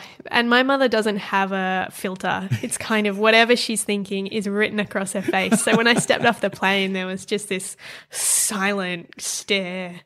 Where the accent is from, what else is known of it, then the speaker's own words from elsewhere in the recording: Perth, Western Australia, Australia; also born or lived in Paris; I grew up in Perth in Western Australia.